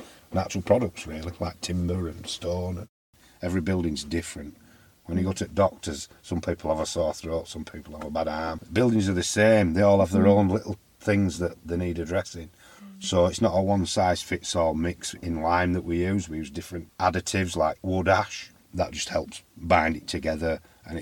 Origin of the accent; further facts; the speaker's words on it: Addingham, Yorkshire and the Humber, United Kingdom; also born or lived in Leeds / Ilkley / Barnoldswick; I was born in Leeds. We lived in Addingham and Ilkley, mainly Addingham.